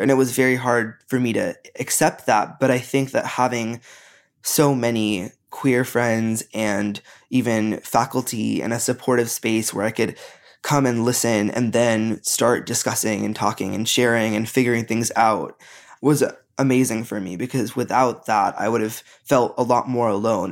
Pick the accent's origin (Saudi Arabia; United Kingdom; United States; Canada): United States; growing up in America